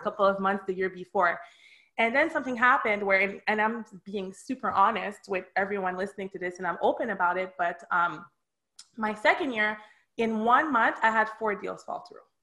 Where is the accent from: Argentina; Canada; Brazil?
Canada; Montreal, Quebec; moved away as an adult; also born or lived in Miami; now in Boca Raton, United States; I was born and raised in Montreal